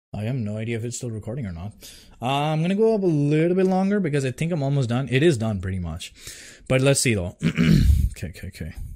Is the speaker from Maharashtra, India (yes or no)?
no; Delhi, India; I'm from Delhi.